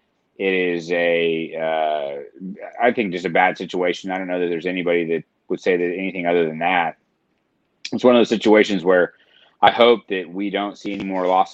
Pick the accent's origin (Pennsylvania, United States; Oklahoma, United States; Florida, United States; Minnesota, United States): Oklahoma, United States; Tulsa; I grew up in Tulsa